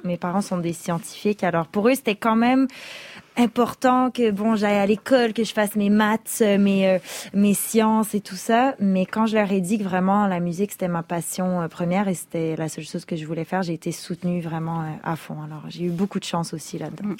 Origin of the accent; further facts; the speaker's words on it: Quebec, Canada; first language French; j'ai grandi au Québec, ma, langue première est le français